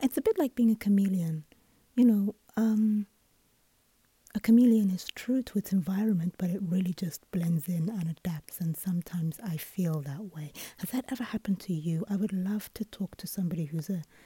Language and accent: English; United Kingdom; moved away; I'm British because I was born and raised in the UK